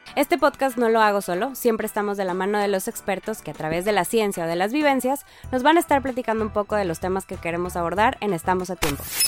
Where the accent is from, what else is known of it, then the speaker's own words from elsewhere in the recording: Monterrey, Nuevo León, Mexico; yo soy de Monterrey, Nuevo León